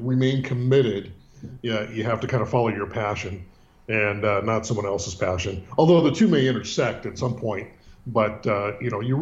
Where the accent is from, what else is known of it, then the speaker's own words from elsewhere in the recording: Northern California, United States; also born or lived in San Francisco, California / Sebastopol, California; Born and raised in Northern California, which is much different than Southern California and San Diego. But born in the city.